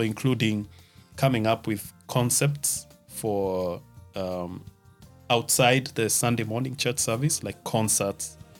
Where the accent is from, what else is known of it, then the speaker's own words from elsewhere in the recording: Nakuru, Nakuru County, Kenya; moved away as an adult; also born or lived in Nairobi, Kenya; now in Germany; I come from Nakuru, the town of the millions of flamingos.